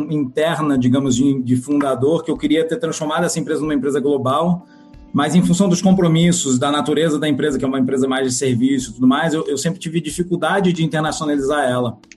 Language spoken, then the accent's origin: Portuguese; Rio de Janeiro, Brazil; Eu sou do Rio